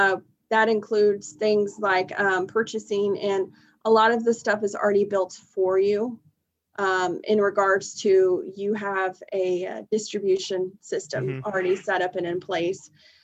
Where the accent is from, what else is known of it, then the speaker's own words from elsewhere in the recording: Wichita, Kansas, United States; I'm actually born and raised in Wichita. Okay. I went to elementary school in South Wichita. I graduated from Derby High School.